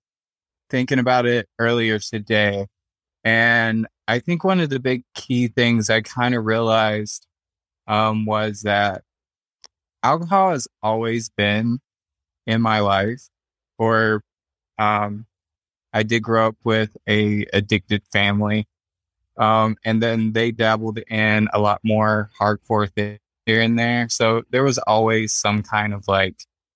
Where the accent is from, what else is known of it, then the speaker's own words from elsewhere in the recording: South Carolina, United States; moved away as an adult; now in Nebraska, United States; I was born and raised in South Carolina